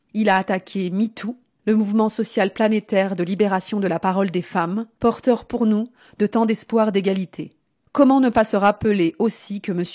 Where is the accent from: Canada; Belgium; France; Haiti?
France; Lyon, Auvergne-Rhône-Alpes; moved away; J'ai grandi à Lyon